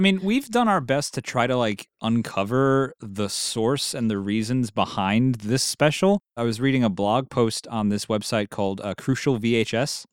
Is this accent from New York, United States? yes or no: yes; New York, United States; we're both from New York